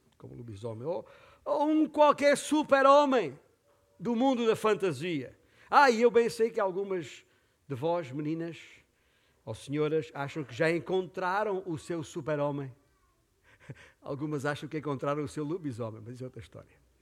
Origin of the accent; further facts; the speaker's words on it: Portugal; aqui em Portugal como portugueses